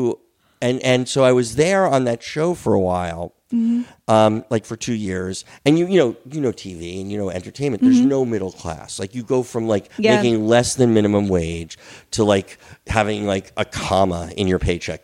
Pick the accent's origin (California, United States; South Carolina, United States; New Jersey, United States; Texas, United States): New Jersey, United States; moved away; I grew up in Jersey.